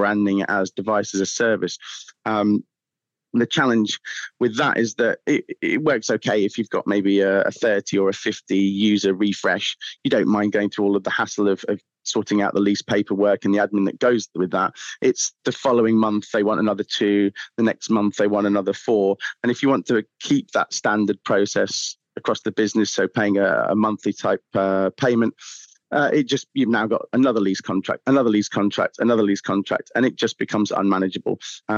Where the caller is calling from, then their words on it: Southampton, South East England, United Kingdom; We are Southampton.